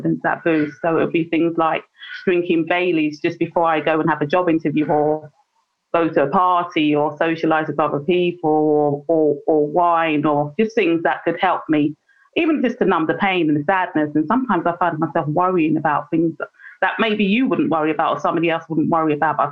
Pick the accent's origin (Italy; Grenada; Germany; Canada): Grenada; Saint John; I'm from Mongranby in St. John's